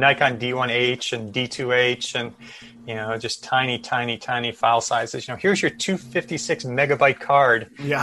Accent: Chicago, Illinois, United States; I grew up in Chicago

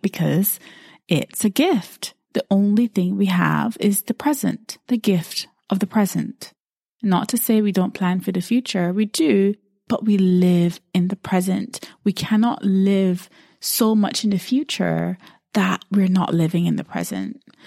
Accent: Barbados; now in United Kingdom; I'm based in the U K, but I grew up in Barbados

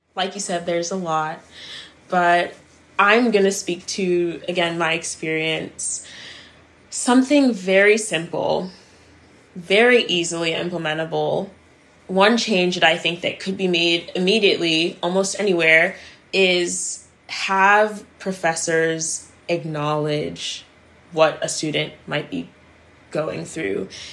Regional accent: Maryland, United States; moved away as an adult; also born or lived in Silver Spring, Maryland / Cameroon; now in Los Angeles, United States; my move to Maryland. I grew up there for the rest of my life before moving to Los Angeles

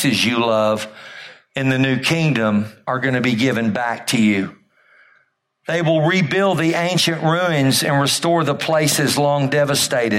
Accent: Amarillo, Texas, United States; I grew up in Amarillo

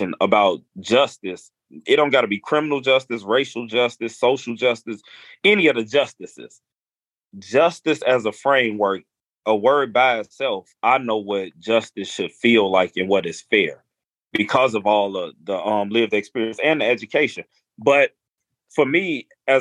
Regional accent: Chicago, Illinois, United States; I'm from Chicago

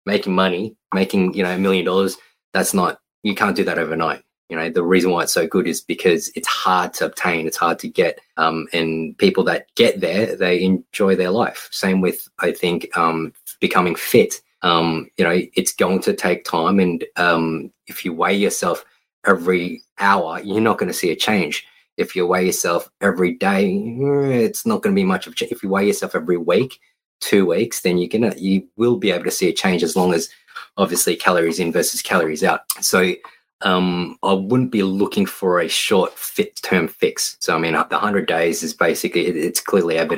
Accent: Queensland, Australia; now in Victoria, Australia; we grew up in Queensland

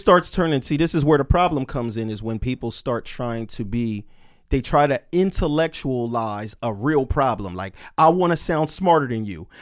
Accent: Camden, New Jersey, United States; I'm from Camden.

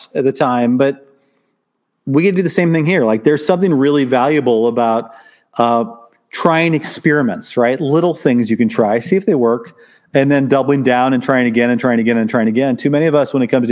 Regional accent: Southern Illinois, United States; I was a solo practitioner in my hometown in Southern Illinois.

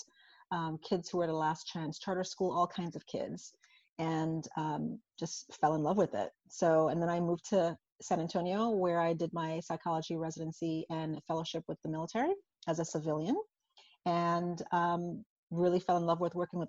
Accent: St. Croix, U.S. Virgin Islands; So I'm originally from St. Croix in the United States Virgin Islands. So I was born and raised there.

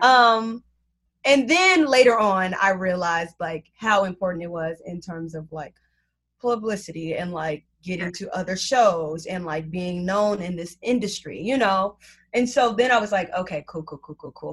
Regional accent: Chicago, Illinois, United States; moved away as an adult; now in New York, United States; back home because I'm from Chicago

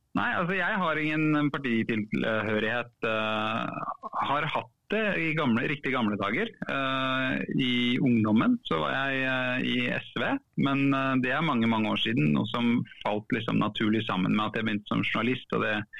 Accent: Oslo, Norway; jeg er fra Furuset i Oslo. Mm. Um, vokste opp

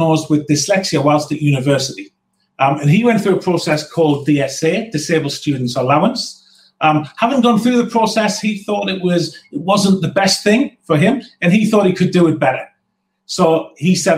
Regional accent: North East England, United Kingdom; as a Northerner

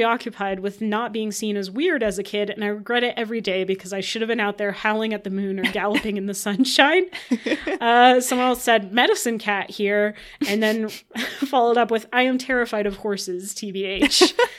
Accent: Midwest, United States; I blame it on growing up in the Midwest and having the name ….

